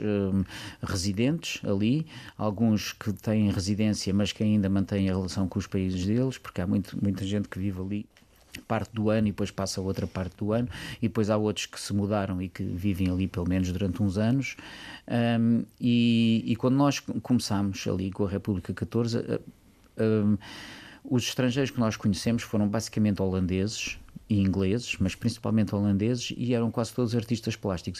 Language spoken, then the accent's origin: Portuguese; Lisbon, Portugal; also born or lived in Algarve; eu sou então- de Lisboa, nasci em Lisboa, apesar ah. de ter família algarvia